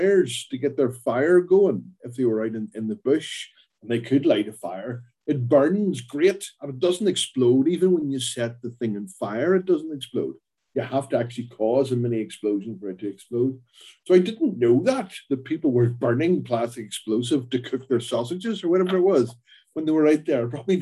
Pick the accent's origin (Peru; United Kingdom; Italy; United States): United Kingdom; Belfast, Northern Ireland; I grew up in a working class family in Belfast